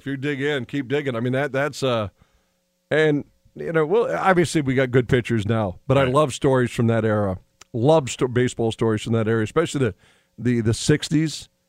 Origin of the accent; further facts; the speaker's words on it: Williston, North Dakota, United States; my hometown of Williston